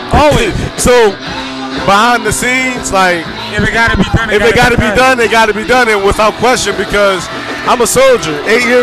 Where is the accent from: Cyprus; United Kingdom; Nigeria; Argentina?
Nigeria; Lagos; now in Philadelphia, United States; like I'm a I'm a Philly man, blood in, blood out. I'm originally from Lagos, Nigeria.